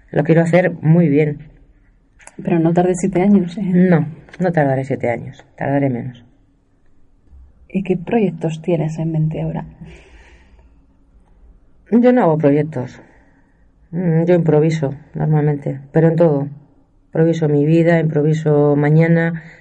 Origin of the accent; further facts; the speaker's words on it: Castile and León, Spain; Soy de la Sierra de Francia, no lo niego y se me nota. Llevo en la piel los colores de la tierra y de la casta.